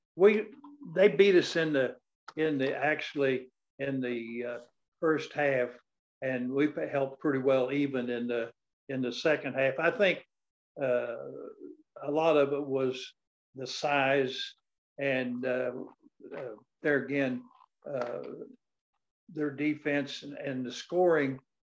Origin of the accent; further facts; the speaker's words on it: West Baden Springs, Indiana, United States; I was born and raised in West Baden, Indiana, in a rural uh, farm area